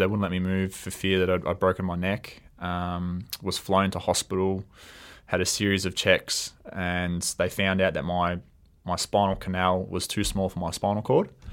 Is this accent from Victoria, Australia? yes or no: yes; Melbourne, Victoria, Australia; I grew up in East Keeler, um, Melbourne's northwest.